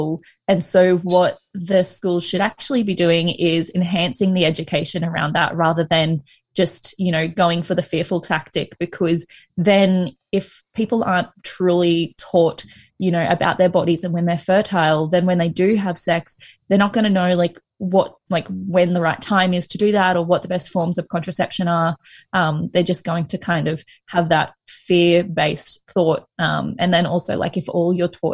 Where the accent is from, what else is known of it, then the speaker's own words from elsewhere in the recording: Sunshine Coast, Queensland, Australia; also born or lived in Brisbane; I'm from the Sunshine Coast and then I moved to Brisbane for uni